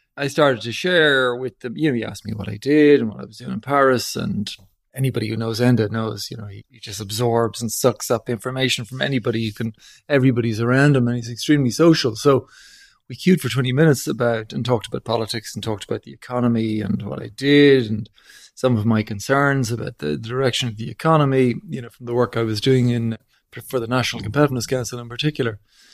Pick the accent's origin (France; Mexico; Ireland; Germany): Ireland; a lot of people of my generation growing up in Ireland